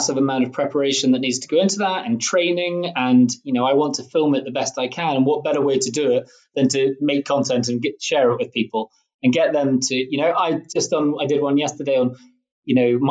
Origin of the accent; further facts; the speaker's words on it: Scotland, United Kingdom; being Scottish